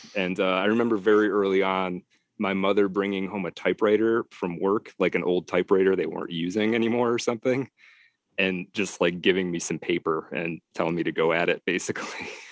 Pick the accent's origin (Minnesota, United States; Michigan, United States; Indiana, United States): Michigan, United States; Detroit; moved away as an adult; also born or lived in Texas / Idaho / Colorado / upstate New York; I am from Detroit originally, yeah, and, and, and back in the Detroit area as well